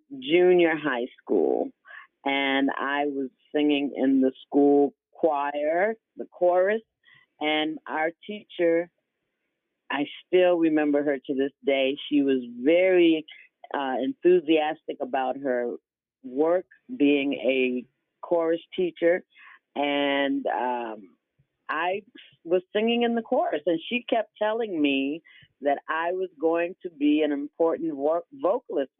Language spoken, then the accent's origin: English; Bloomfield, Connecticut, United States; also born or lived in Nashville, Tennessee; I loved living and growing up in Bloomfield, Connecticut